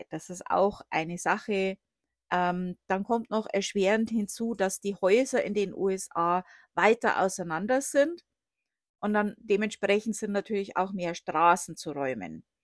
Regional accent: Bavaria, Germany; Also ich komme aus der Oberpfalz. Äh, das wird äh, auch Sibirien Deutschlands genannt.

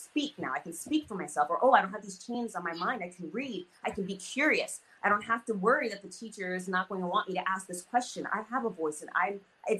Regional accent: United States; I'm growing up in America, but I'm not quite American.

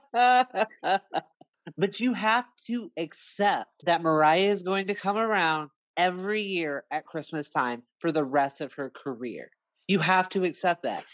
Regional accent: United States; also born or lived in New York; now in South Carolina, United States; I am from the United States. I live in the southeast coast of America

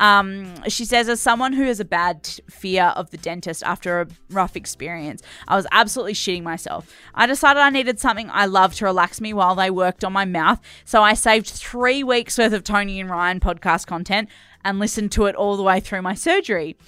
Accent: Perth, Western Australia, Australia; I grew up in Perth

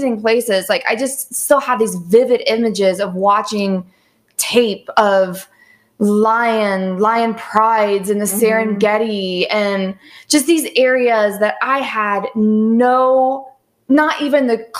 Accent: Southern Ohio, United States; I grew up in Southern Ohio and in the woods

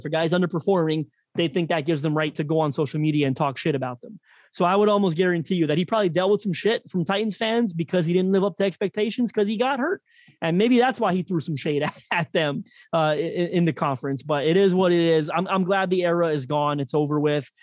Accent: Toronto, Ontario, Canada; my hometown of Toronto

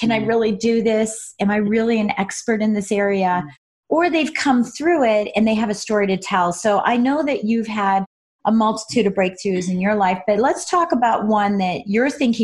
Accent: Colorado, United States; moved away; also born or lived in New Hampshire; I was born and raised in Colorado and then jaunted off to New Hampshire

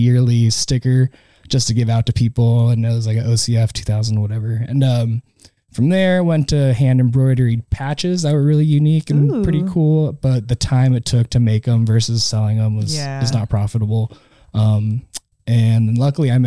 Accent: the Northwest, Pacific Northwest, United States; we're from the Northwest. Or I'm from the Northwest

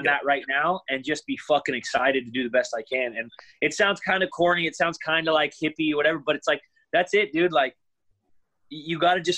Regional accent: Northern California, United States; I'm from Northern California

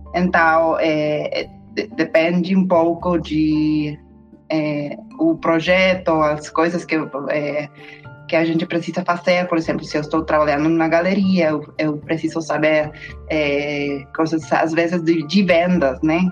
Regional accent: Mexico; Portuguese is a second language; also born or lived in United States; eu sou uma mexicana-americana historiadora da arte

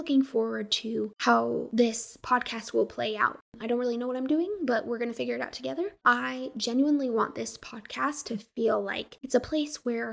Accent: Colorado, United States; moved away as an adult; I'm from Colorado, and I'm this crazy, wild Westerner

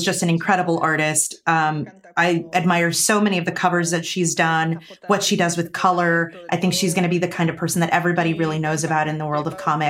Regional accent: Spain; It's, you know, I'm from Spain, and that's a thing that maybe isn't a mainstream pose that would be recognizable around the world, but anybody here in Spain would definitely recognize that that's a flamenco pose.

